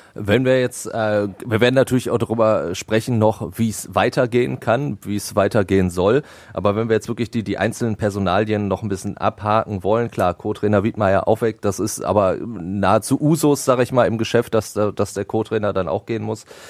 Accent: Ruhr area, North Rhine-Westphalia, Germany; bei uns im Pott

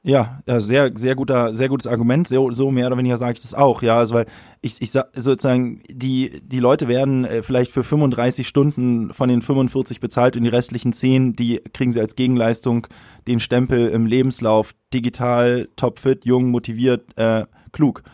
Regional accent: Hamburg, Germany; würde mich aber als Hamburger bezeichnen in mhm. erster Linie

